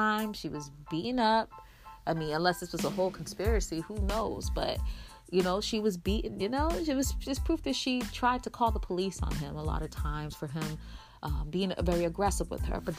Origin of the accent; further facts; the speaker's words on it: United States; I'm Black American.